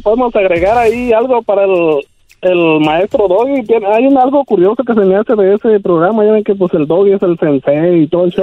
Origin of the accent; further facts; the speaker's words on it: Michoacán, Mexico; moved away as an adult; also born or lived in Oregon; now in United States; Nací en Oregon, pero ya me crié en Michoacán